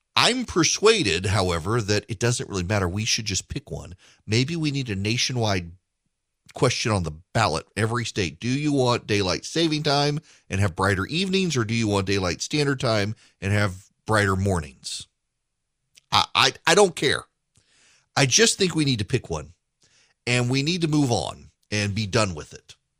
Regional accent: Louisiana, United States; I grew up in Louisiana

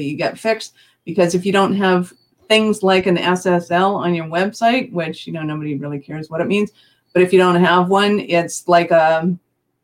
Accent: Canada; I'm Canadian

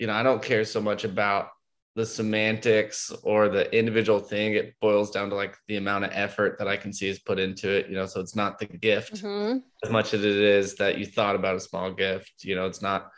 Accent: Oklahoma, United States; I grew up in Oklahoma

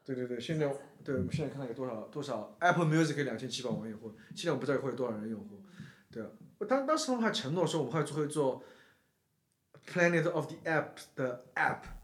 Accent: Shanghai, China; now in New York, United States; 像我这种从小在中国这个超级大国嗯。的超级大城市，上海出生长大的人，然后住在美国另外一个超级大国，纽约另外一个超级大城市

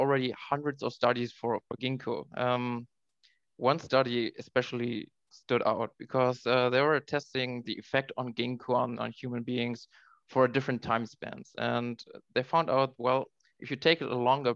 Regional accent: Oldenburg, Lower Saxony, Germany; moved away as an adult; also born or lived in Halle (Saale); I grew up in Oldenburg, which is a little village near Bremen, northern Germany.

